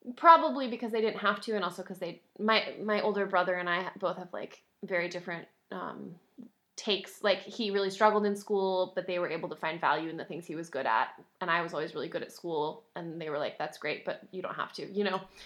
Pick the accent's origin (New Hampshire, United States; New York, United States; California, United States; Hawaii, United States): New Hampshire, United States; Concord; moved away as an adult; also born or lived in North Carolina; Saint Paul's School in Concord, New Hampshire, um, my hometown